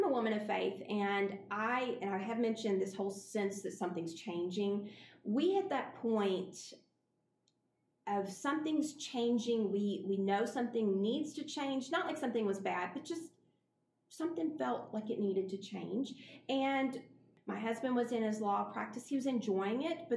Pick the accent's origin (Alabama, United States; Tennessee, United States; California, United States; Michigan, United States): Alabama, United States; Montgomery; moved away as an adult; now in York, United States; I grew up in Montgomery